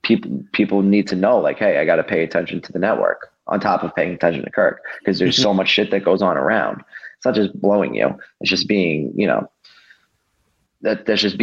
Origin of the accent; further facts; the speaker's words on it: New York, United States; moved away; also born or lived in Pensacola, Florida / Providence; I'm a New Yorker.